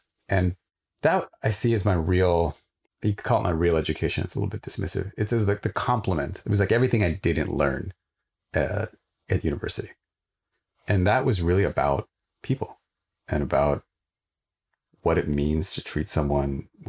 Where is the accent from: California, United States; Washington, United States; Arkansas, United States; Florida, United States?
Washington, United States; Sequim; So I grew up in Squim, Washington, rural Washington state. I was one of the only people of color. And so I didn't really relate to being Indian.